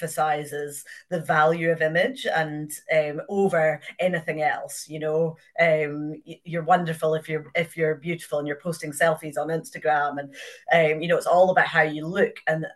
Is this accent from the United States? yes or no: no; Inverness, Scotland, United Kingdom; I grew up in Inverness. My parents moved here before I was born